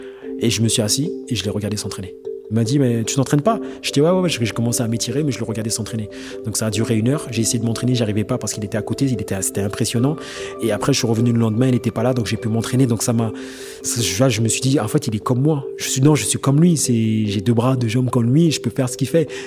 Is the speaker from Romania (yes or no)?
no; French Guiana, France; je me suis dit, euh, ans avant, je viens de Guyane, je suis inconnu au bataillon.